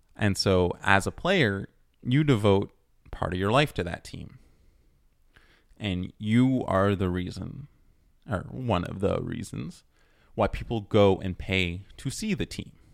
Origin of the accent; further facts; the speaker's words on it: Toronto, Ontario, Canada; now in Montreal, Canada; especially where I live in Montreal, where I was born in Toronto